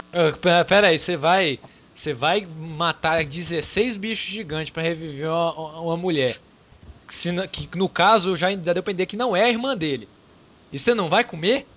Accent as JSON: {"language": "Portuguese", "country": "Brazil", "said": "nós somos brasileiros"}